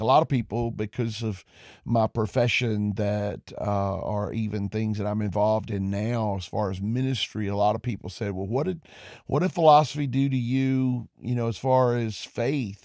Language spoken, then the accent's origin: English; Covington, Georgia, United States; also born or lived in Porterdale, Georgia; I grew up in Covington, Georgia, and I attended Newton County Schools.